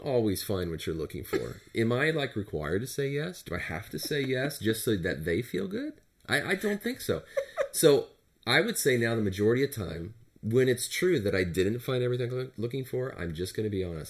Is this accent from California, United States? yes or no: yes; Turlock, California, United States; I grew up in Turlock, California, which is a, um, a rural community